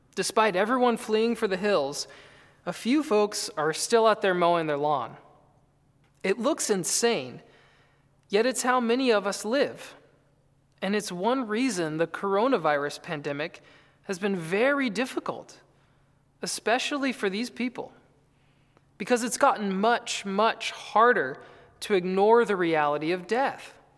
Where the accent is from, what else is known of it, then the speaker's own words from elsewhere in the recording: North Carolina, United States; I grew up in North Carolina